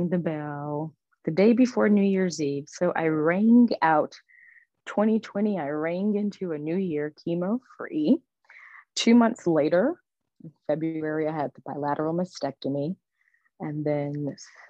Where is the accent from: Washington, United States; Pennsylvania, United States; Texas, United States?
Texas, United States; Houston; moved away as an adult; also born or lived in New York City area; I relocated from the New York City area back home to Houston for all of my treatment